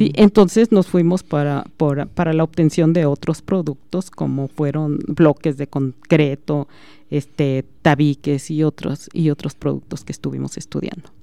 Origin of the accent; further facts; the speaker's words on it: Aguascalientes, Mexico; moved away as an adult; now in Celaya, Mexico; yo soy originaria de Aguascalientes